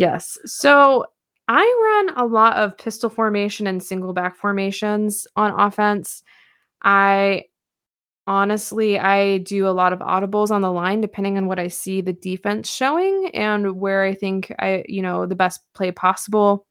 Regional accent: Puyallup, Washington, United States; I was born and raised in Puyallup

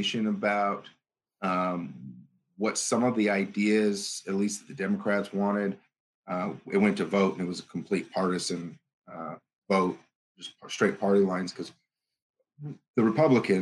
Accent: Pahrump, Nevada, United States; I'm from Pahrump, Nevada.

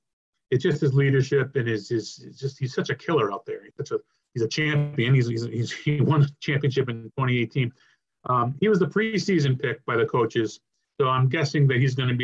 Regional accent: Rhode Island, United States; I grew up in Rhode Island, a Providence fan.

